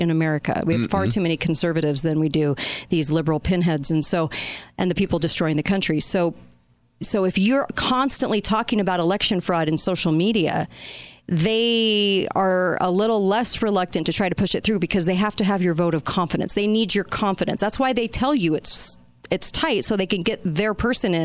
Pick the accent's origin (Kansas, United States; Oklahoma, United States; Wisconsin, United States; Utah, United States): Utah, United States; this race is in Utah, my home state